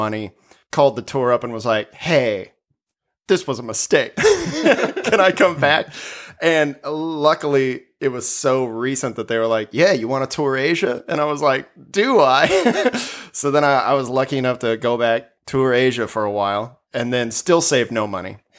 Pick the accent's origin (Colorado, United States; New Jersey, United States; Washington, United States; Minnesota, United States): Colorado, United States; moved away as an adult; also born or lived in Texas; now in Los Angeles, United States; I grew up in Colorado and lived there